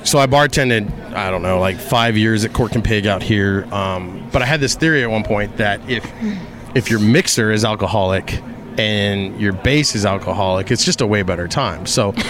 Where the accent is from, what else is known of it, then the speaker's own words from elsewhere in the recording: Harlingen, Texas, United States; also born or lived in El Paso, Texas / McAllen, Texas; I was born in El Paso, Texas in 1980. My dad was the manager of a Luby's cafeteria in downtown El Paso. And then we moved to McAllen, and then we moved to Harlingen. So I grew up in a border town all my life.